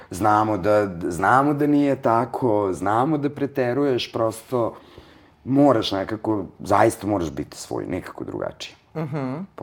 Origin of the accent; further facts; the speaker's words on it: Vojvodina, Serbia; Prosto iz Vojvodine sam, ne mogu ja, pod pritiskom sam pravljena